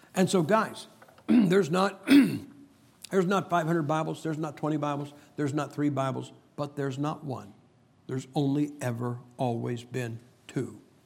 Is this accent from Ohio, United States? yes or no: yes; Ohio, United States; I am from Ohio.